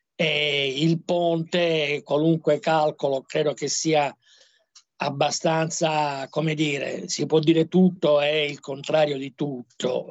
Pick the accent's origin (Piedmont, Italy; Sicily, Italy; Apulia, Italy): Sicily, Italy; Palermo; moved away; come palermitano